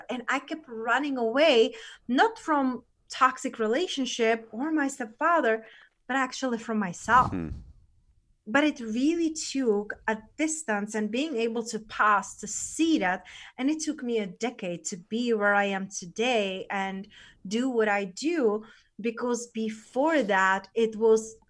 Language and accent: English; Czechia; moved away; So I was born in Czech Republic. That's where I'm originally